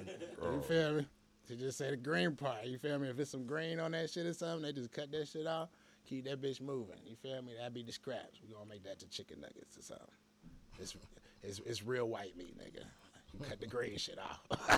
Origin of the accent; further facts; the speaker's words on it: Hinesville, Georgia, United States; born there; also born or lived in New York; I was born in Hinesville.